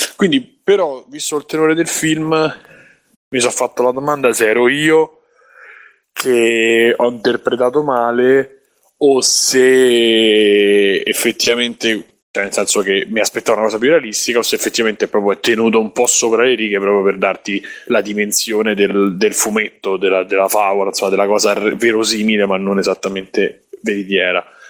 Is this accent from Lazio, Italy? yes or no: yes; Rome, Lazio, Italy; da romano